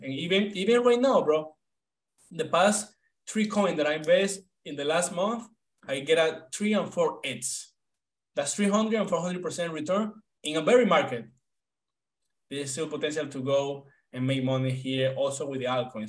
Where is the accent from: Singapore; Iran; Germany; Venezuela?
Venezuela; moved away as an adult; now in United States; I'm from Venezuela. Right now, I'm 28 years old. When when I came to the US, I was 23.